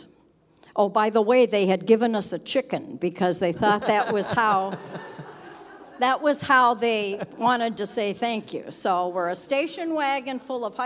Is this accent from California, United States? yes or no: yes; Southern California, United States; I grew up in Southern California